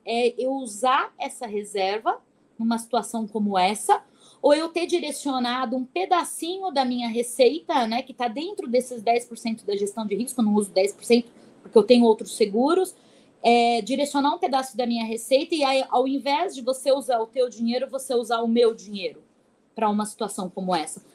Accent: São Paulo, Brazil; eu sou aqui de São Paulo

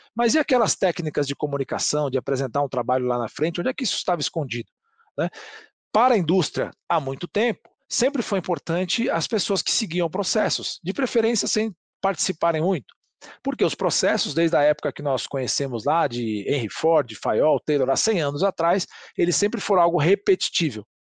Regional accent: Brazil; somos brasileiros e vendedores

